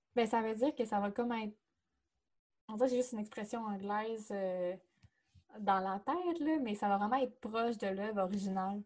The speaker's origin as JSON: {"language": "French", "town": "Chicoutimi", "region": "Quebec", "country": "Canada", "tie": "born or raised there", "said": "Chicoutimi, ma ville natale"}